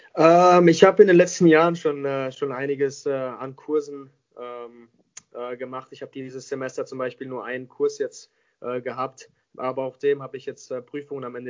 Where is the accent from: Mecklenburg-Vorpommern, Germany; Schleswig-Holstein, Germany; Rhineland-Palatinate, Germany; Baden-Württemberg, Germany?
Baden-Württemberg, Germany; Mannheim; moved away as an adult; also born or lived in Vancouver; ich bin gebürtiger Mannheimer. Ähm, ich komme, bin jeden Sommer äh, hier zurück in Mannheim. das ist meine Heimat